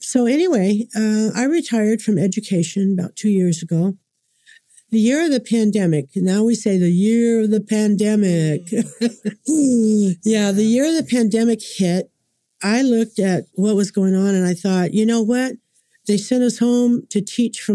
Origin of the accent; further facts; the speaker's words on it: California, United States; moved away as an adult; now in Oklahoma, United States; I was born and raised in California